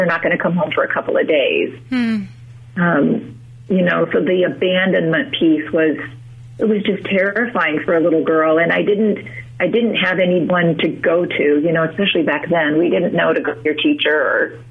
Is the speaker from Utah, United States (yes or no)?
yes; Utah, United States; I'm originally from Utah